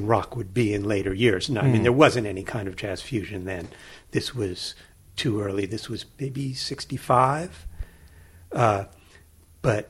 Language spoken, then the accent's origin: English; San Francisco, California, United States; now in State College, United States; growing up in San Francisco